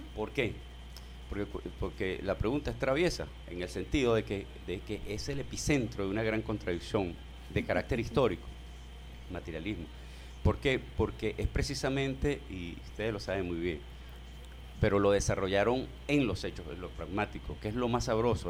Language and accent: Spanish; Venezuela; nosotros somos venezolanos y somos venezolanas